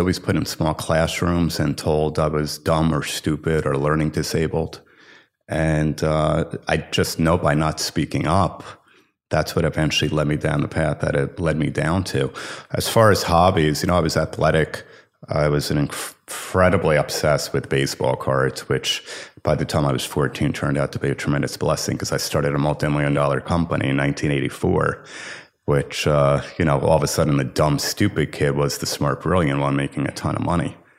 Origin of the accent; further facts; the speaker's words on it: Livingston, New Jersey, United States; I grew up in Livingston, New Jersey.